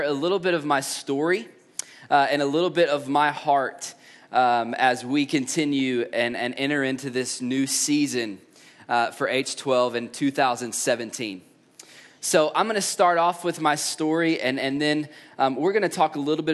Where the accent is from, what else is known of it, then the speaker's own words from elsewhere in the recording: East Tennessee, United States; I grew up in East Tennessee